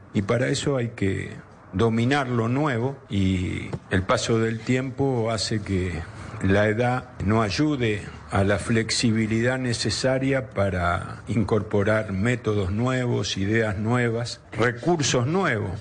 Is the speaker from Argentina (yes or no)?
yes; Argentina; Estoy orgulloso de ser argentino. Me gusta ser argentino y amo al fútbol de mi país